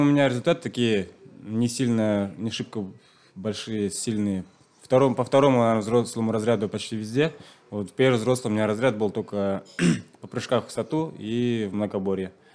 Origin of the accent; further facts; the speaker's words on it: Nizhniye Tatmyshi, Chuvashia, Russia; first language Chuvash; Russian is a second language; сам я из Чувашской республики. Родился в деревне. Э, чуваш, чувашский язык знаю. Вообще русский язык учил